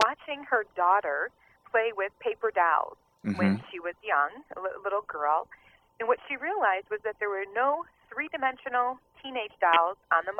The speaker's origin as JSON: {"language": "English", "region": "Midwest", "country": "United States", "tie": "born or raised there", "said": "a little girl growing up in the Midwest."}